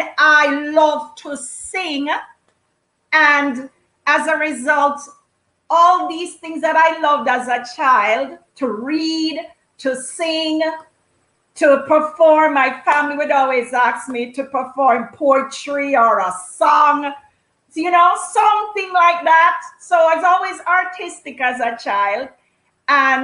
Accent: Kingston, Jamaica; now in Canada; I grew up in Kingston, Jamaica

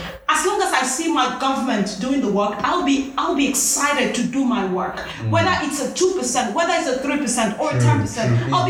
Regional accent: Nigeria; Those people make me so proud to be a Nigerian

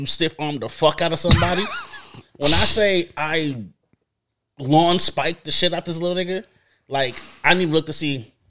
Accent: New York City, New York, United States; So, I'm from Flatbush Crown Heights.

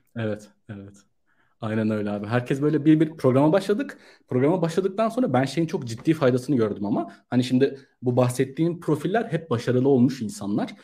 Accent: Ankara, Turkey; moved away as an adult; also born or lived in Istanbul; ben Ankara'da doğdum. Ee, üniversite için İstanbul'a geldim 2011 yılında

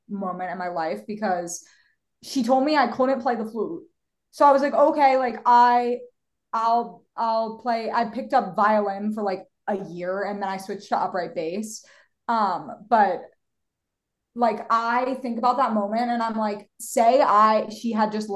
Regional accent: Philadelphia, Pennsylvania, United States; moved away as an adult; now in Los Angeles, United States; I am from Philadelphia, born and raised

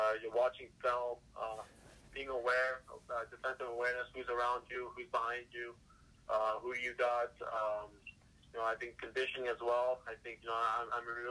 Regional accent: Chicago, Illinois, United States; Growing up in Chicago

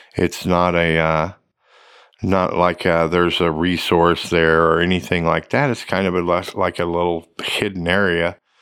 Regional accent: Oklahoma, United States; also born or lived in Tulsa, Oklahoma; I grew up in Oklahoma. I had Oklahoma history. I, you know, I, I, I'm from Oklahoma

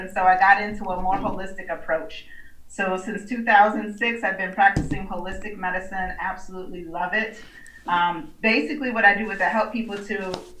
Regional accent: Buffalo, New York, United States; moved away as an adult; now in Atlanta, United States; of Better Health Solutions. Little background, I'm originally from Buffalo, New York, came down here to Atlanta.

